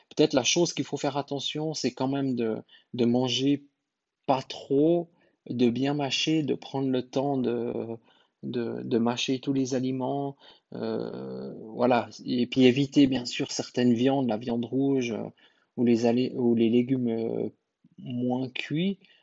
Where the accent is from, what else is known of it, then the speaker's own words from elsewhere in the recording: Switzerland; chez nous en Suisse